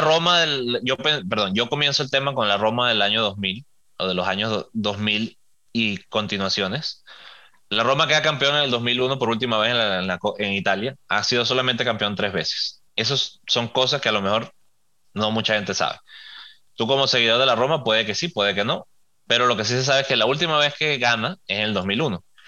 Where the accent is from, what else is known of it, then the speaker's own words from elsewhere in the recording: Venezuela; soy venezolano